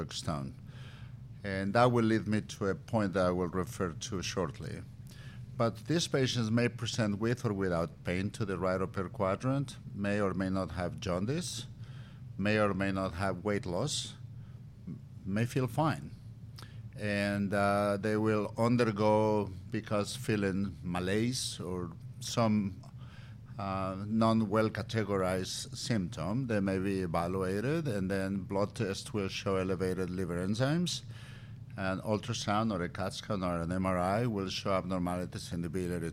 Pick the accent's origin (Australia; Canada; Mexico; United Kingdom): Mexico; moved away; also born or lived in Valladolid; Tequila runs in my bloodstream. I'm from Mexico